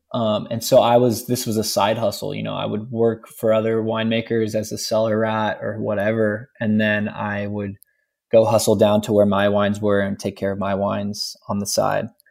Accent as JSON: {"language": "English", "town": "Rancho Cucamonga", "region": "California", "country": "United States", "tie": "born or raised there", "said": "I grew up in Ranch Cucamonga"}